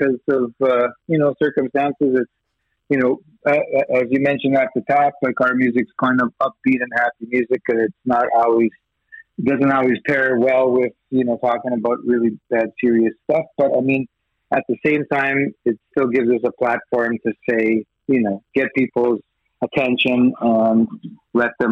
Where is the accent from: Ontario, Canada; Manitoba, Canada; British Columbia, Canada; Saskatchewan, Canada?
Manitoba, Canada; Winnipeg; accent: Western Canadian; now in Edmonton, Canada; I grew up actually in Winnipeg, so I lived in Manitoba and then later in Edmonton